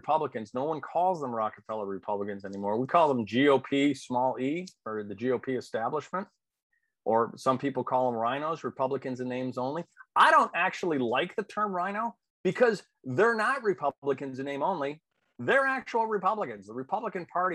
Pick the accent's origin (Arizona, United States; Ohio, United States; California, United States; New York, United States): New York, United States; I went to grammar school and high school with John Katko, who represents New York 24